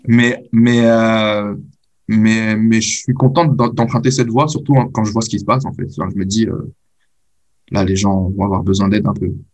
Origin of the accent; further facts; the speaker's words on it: France; je suis né en France, j'ai grandi en France